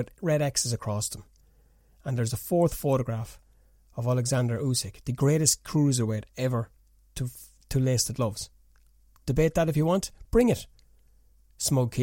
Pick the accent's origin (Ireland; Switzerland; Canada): Ireland; I'm Irish